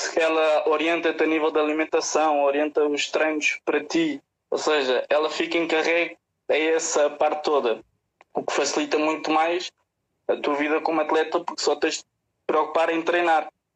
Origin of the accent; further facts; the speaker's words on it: Portugal; also born or lived in Musgueira; sou daqui do bairro da Cruz Vermelha